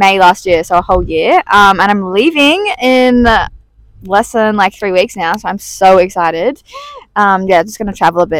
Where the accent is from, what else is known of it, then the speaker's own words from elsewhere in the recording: Australia; moved away as an adult; now in Italy; I've been on an app before. I'm 19 from Australia